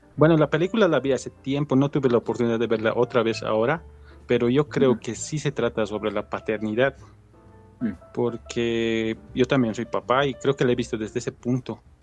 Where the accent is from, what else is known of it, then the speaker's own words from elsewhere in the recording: Bolivia; soy de Bolivia